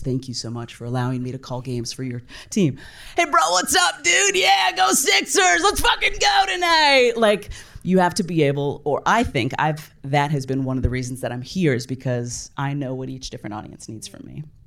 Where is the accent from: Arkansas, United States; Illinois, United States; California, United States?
California, United States; I grew up in California